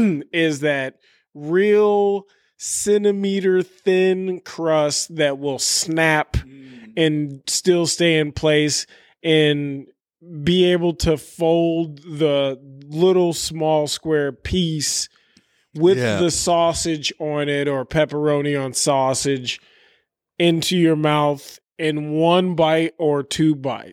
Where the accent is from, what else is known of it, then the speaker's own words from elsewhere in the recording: Chicago, Illinois, United States; I'm fucking from the South Side, bitch. Fucking Canaryville, holla, bitch.